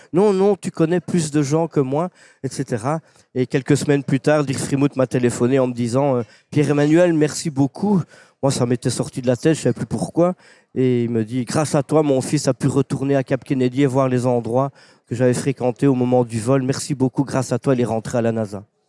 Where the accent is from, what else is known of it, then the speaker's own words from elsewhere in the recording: Belgium; un petit Belge